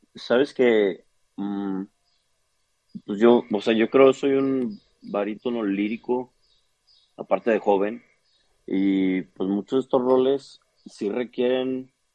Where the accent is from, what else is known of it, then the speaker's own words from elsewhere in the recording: Chihuahua, Mexico; Soy de Chihuahua, Chihuahua.